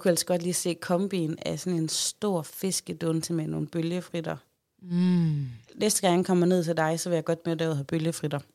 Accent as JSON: {"language": "Danish", "region": "Central Denmark Region", "country": "Denmark", "said": "hjemme i Holme"}